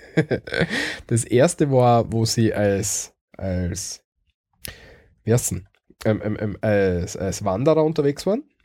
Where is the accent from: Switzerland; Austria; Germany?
Austria; als Österreicher